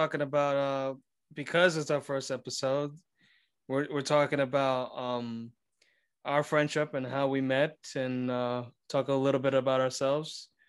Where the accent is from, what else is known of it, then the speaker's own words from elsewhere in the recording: New York City, New York, United States; But, you know, I grew up in Bensonhurst. Always lived in Bath Avenue.